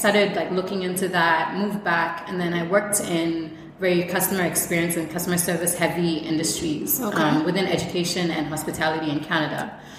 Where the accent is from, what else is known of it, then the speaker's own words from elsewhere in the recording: Ghana; also born or lived in Syria / Israel; I'm full Ghanaian. I was raised, actually I was born in Syria.